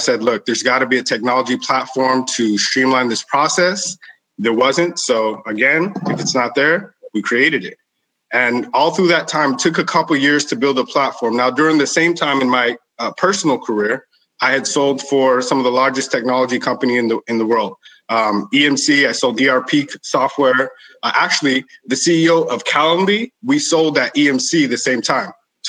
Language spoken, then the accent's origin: English; El Paso, Texas, United States; But in growing up in El Paso, I was a hustler, right?